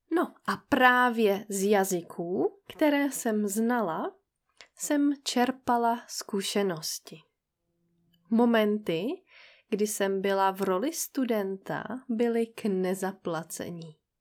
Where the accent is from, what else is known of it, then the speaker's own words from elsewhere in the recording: Czechia; moved away as an adult; also born or lived in Brest, France; žili jenom tři Češky. Z nich jedna jsem byla já.